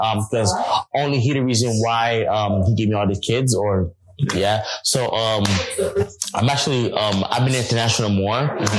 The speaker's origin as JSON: {"language": "English", "country": "United States", "tie": "born or raised there", "said": "Growing up in America, people don't like the Haitians. In the Caribbean, they don't like the Haitians."}